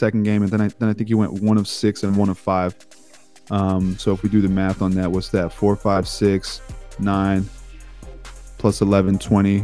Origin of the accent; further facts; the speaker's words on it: Houston, Texas, United States; moved away as an adult; now in Los Angeles, United States; So born and raised in Houston, lived in Houston most of my life